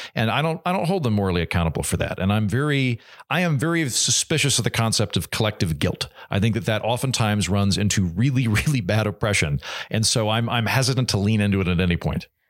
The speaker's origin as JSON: {"language": "English", "country": "United States", "said": "as an American"}